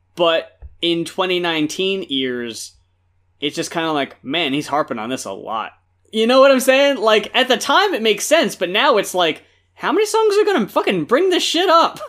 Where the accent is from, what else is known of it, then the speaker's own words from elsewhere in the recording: New Jersey, United States; when I was growing up in Jersey